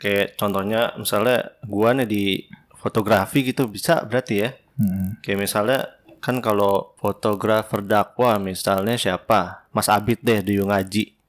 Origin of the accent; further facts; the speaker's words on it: Betawi, Jakarta, Indonesia; gua orang Betawi.